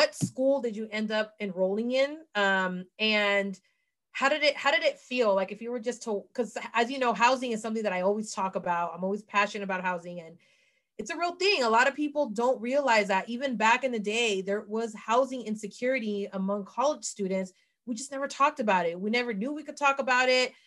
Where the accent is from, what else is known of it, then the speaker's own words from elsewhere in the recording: San Francisco, California, United States; my hometown of San Francisco